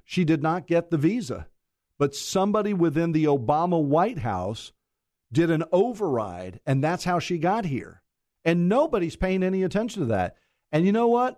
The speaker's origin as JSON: {"language": "English", "town": "Mount Dora", "region": "Florida", "country": "United States", "tie": "born or raised there", "said": "I was born and raised in Mount Dora"}